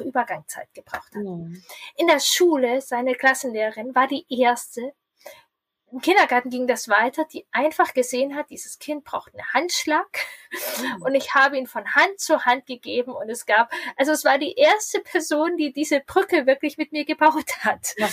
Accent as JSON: {"language": "German", "region": "Lower Saxony", "country": "Germany", "said": "Bei uns in Niedersachsen"}